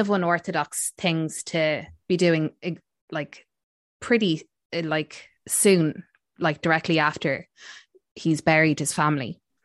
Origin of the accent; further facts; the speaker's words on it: Ireland; we're Irish